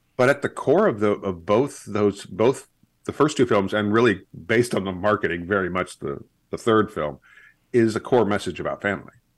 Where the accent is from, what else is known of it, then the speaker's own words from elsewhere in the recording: Kansas, United States; also born or lived in East Coast / Iowa; now in Missouri, United States; I grew up in Kansas